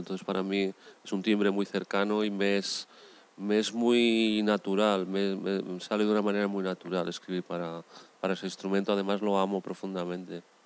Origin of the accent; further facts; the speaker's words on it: Valencia, Valencian Community, Spain; Nací eh, en Valencia